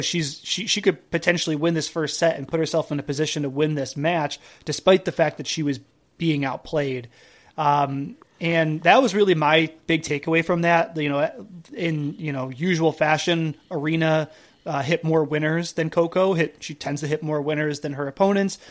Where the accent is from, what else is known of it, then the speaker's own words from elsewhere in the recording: Buffalo, New York, United States; I grew up in Buffalo